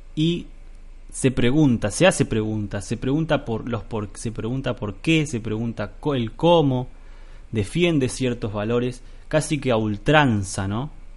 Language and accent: Spanish; Argentina; nuestra vida de hombres argentinos